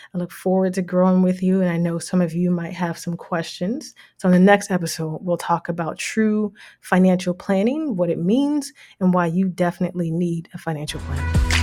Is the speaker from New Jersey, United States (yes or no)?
yes; Jersey City, New Jersey, United States; moved away as an adult; now in Toronto, Canada; I'm actually from the States, grew up in Jersey City, New Jersey